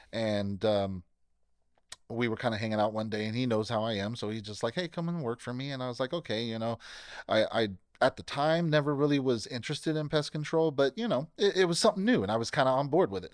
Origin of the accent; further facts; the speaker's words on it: Bakersfield, California, United States; born and raised in Bakersfield, uh, never left, never planned to leave